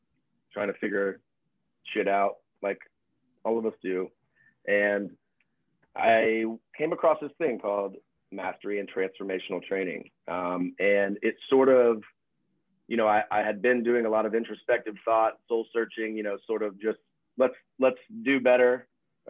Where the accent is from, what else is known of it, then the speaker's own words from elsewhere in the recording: Florida, United States; moved away as an adult; now in Pasadena, United States; I grew up in the wild and weird state of Florida